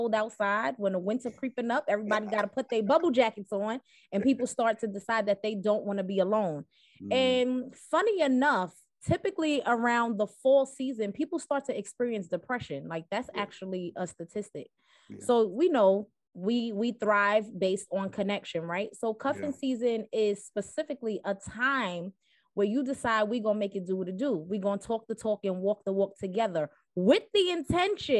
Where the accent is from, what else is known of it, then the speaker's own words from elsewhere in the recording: New York City, New York, United States; accent: East Coast; I am from Brooklyn, New York, Bed-Stuy to be specific